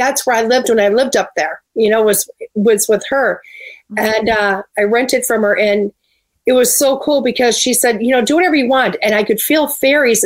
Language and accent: English; Springbrook, Wisconsin, United States; moved away; I was actually from Springbrook